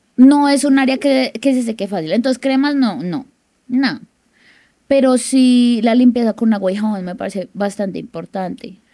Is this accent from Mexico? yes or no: no; Bogotá, Colombia; yo soy de Bogotá